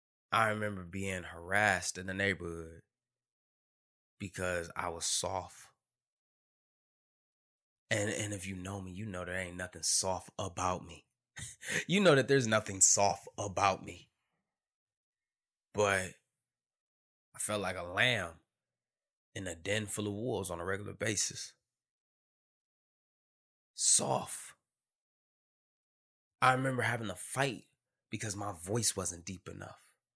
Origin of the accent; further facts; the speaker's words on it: Detroit, Michigan, United States; Growing up in Detroit, Michigan, and everybody knows my story.